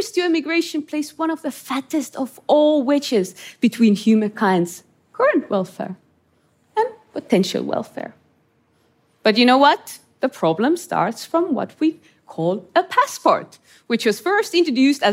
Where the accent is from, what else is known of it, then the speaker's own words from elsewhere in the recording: Estonia; I grew up in Estonia under Soviet occupation